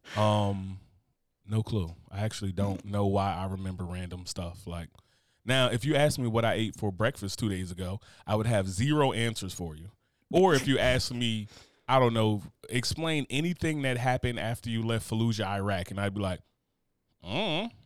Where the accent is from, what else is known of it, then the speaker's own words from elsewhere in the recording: the North, United States; moved away; being a Northerner